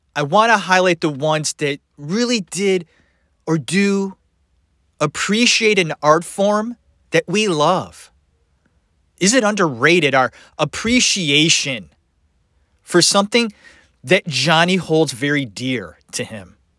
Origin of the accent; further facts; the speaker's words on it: Cleveland, Ohio, United States; I'm from Ohio. Cleveland, Ohio